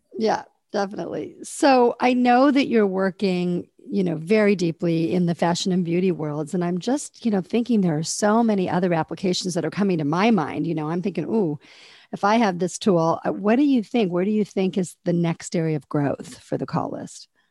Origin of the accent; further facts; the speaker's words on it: Fort Wayne, Indiana, United States; moved away; I'm originally from Fort Wayne, Indiana